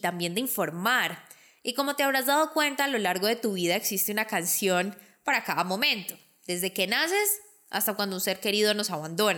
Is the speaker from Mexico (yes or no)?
no; Colombia; mi país, Colombia